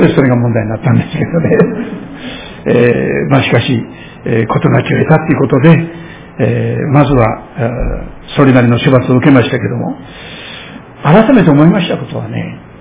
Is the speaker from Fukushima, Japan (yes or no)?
yes; Shirakawa, Fukushima, Japan; moved away; 私の故郷でありますけれども、えー、当時の会津藩に属しておりました白川藩が